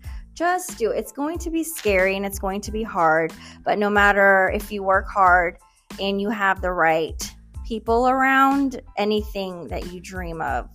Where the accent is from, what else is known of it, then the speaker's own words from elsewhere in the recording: Kansas, United States; also born or lived in Houston, Texas; now in Katy, United States; No, I was born in Houston, but I went to middle school, high school, college in Kansas.